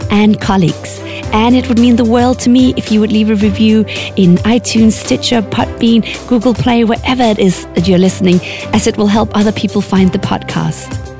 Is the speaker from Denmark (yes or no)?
yes; Denmark; now in Oxford, United Kingdom; But I'm originally from Denmark, and right this moment, I'm living in beautiful North Oxford with my two daughters and my husband.